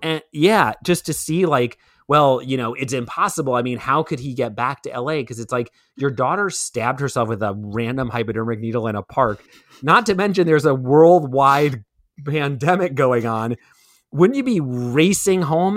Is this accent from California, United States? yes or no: no; New York City, New York, United States; growing up in Brooklyn